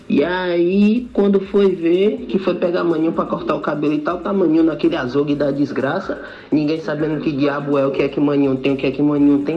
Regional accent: Teolândia, Bahia, Brazil; now in Salvador, Brazil; eu sou eu sou do interior da Bahia, né? Moro em Salvador, mas sou do interior da Bahia, cidade chamada Teolândia

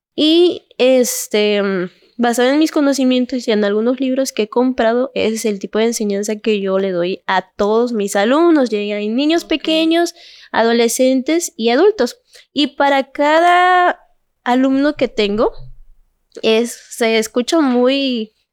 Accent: Cintalapa, Chiapas, Mexico; Soy originaria de aquí de Cintalapa.

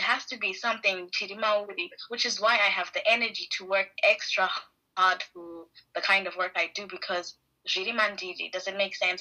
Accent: Harare, Zimbabwe; moved away as an adult; now in Edinburgh, United Kingdom; I am from Harare in Zimbabwe.

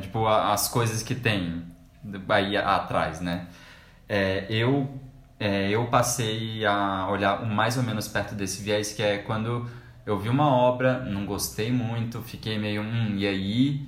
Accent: Brasília, Federal District, Brazil; a gente é de Brasília

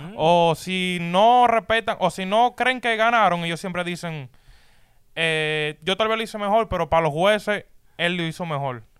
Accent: Dominican Republic; yo soy dominicano

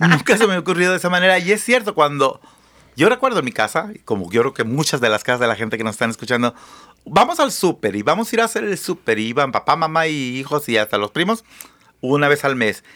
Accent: Mexico; now in United States; Y yo soy una perra laica nacida en México

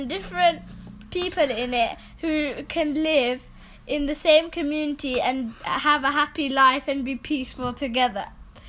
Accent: United Kingdom; And we're from the United Kingdom.

